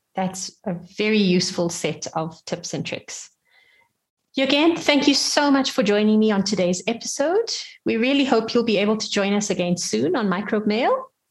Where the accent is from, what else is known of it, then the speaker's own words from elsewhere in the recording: South Africa; I'm from South Africa. I'm nine years old